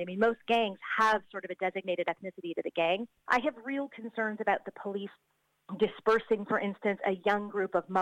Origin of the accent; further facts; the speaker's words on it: United States; now in Auckland, New Zealand; I'm an American who grew up in the 1980s